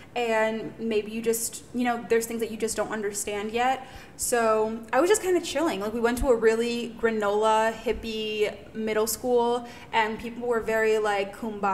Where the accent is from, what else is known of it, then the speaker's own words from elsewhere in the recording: United States; So culturally, raised in the States, but culturally we were raised around Haitians in the Haitian community.